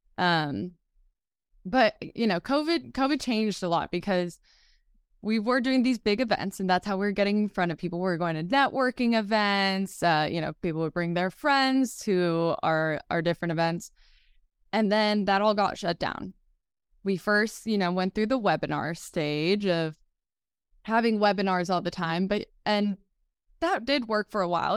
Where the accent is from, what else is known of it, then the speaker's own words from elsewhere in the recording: Marin County, California, United States; I grew up in Marin County, California